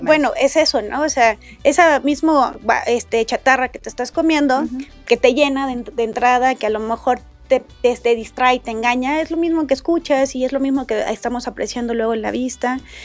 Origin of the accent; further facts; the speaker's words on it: Mexico; todos somos mexicanos independientemente de donde vengamos